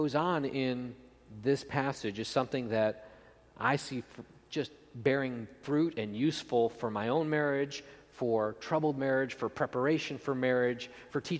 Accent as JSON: {"language": "English", "area": "outside of Buffalo", "region": "Western New York", "country": "United States", "tie": "born or raised there", "said": "I grew up in Western New York, outside of Buffalo"}